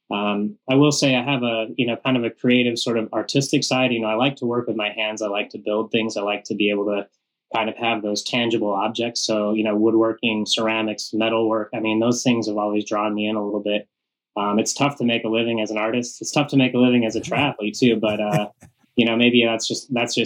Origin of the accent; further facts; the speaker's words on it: Western Colorado, United States; growing up in Western Colorado